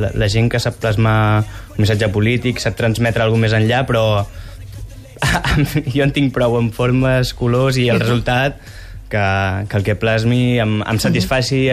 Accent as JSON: {"language": "Catalan", "town": "Barcelona", "region": "Catalonia", "country": "Spain", "tie": "born or raised there", "said": "vaig anar a l'escola prop del Carmel i sempre en el recorregut tornant a casa"}